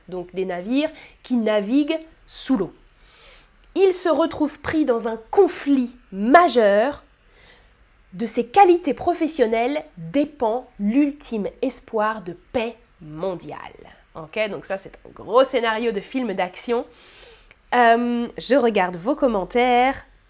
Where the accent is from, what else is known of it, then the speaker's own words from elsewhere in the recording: France; first language French; je suis française native